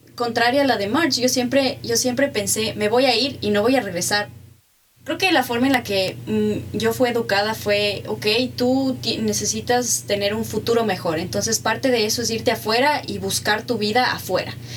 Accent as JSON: {"language": "Spanish", "country": "Ecuador", "also_born_or_lived": "Mexico", "moved": "as an adult", "said": "Ecuador era mi casa, pero Ecuador es algo más, es donde está mi familia, es donde está mi identidad"}